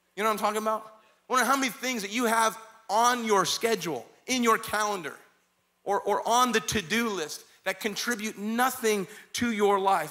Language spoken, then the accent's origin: English; Kingman, Arizona, United States; moved away; I was raised in Kingman, Arizona